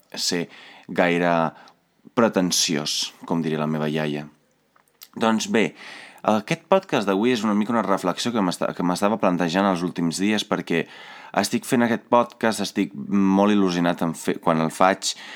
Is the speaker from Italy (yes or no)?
yes; Italy; now in Catalonia, Spain; Jo vinc d'Itàlia